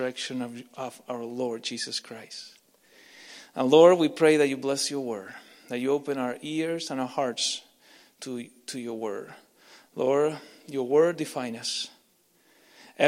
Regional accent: Argentina; English is a second language; now in Canada; I'm not Canadian, I'm Argentinian

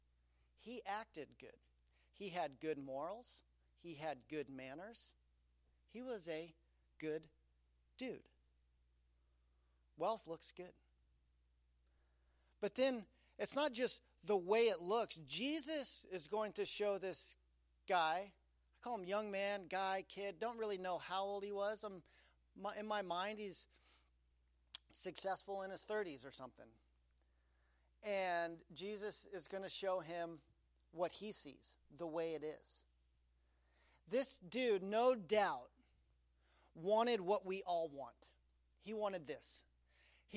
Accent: Aspen, Colorado, United States; I grew up in Aspen, Colorado.

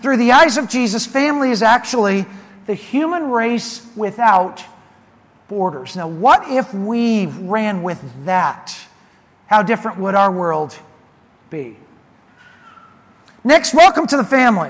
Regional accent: Prineville, Oregon, United States; my hometown of Prineville, Oregon

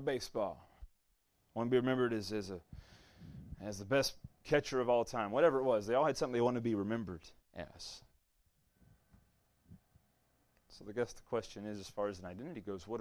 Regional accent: Southeast Louisiana, United States; if you come from where I'm from, the first thing you ask them is, where are you from? What high school did you go to? That's Southeast Louisiana

